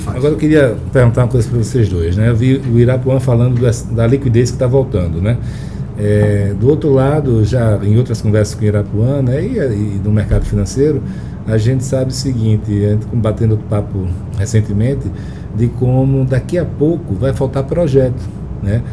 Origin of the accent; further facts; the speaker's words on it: Alagoas, Brazil; Alagoas, de onde eu sou